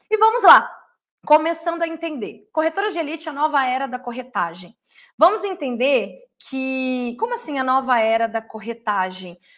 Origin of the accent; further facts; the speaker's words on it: Porto Alegre, Rio Grande do Sul, Brazil; also born or lived in Bagé; now in Porto Seguro, Brazil; Eu sou natural, eu nasci em Bagé, Rio Grande do Sul, porém toda a minha criação foi em Porto Alegre e lá eu comecei a minha vida.